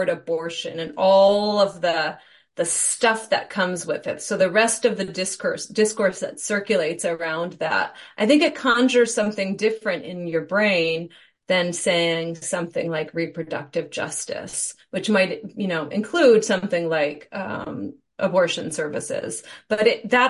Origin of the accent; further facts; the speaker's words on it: Michigan, United States; moved away as an adult; also born or lived in Arizona; I grew up in Michigan